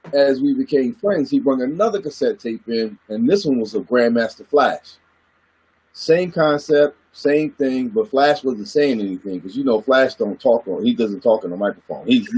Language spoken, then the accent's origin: English; Goldsboro, North Carolina, United States; moved away; also born or lived in Washington, D.C.; Growing up in North Carolina, I'm a country boy from Goldsboro, North Carolina